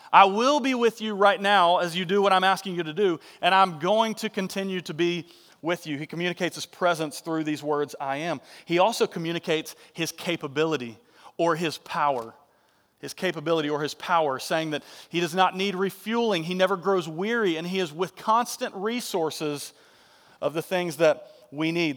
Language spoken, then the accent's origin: English; Marietta, Georgia, United States; Johnson Ferry Baptist Church over in Marietta, and he was like, uh, associate pastor, and everybody knew my dad growing up